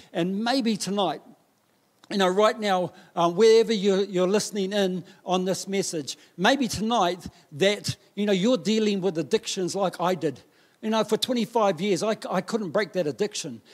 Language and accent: English; Taranaki, New Zealand; I grew up in Taranaki